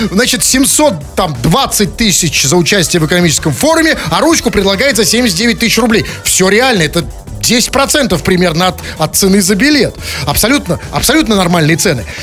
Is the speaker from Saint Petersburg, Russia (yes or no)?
yes; Saint Petersburg, Russia; Потому что вот что мы, петербуржцы, простые, не экономические петербуржцы, что мы до этого знали о экономическом форуме в Петербурге?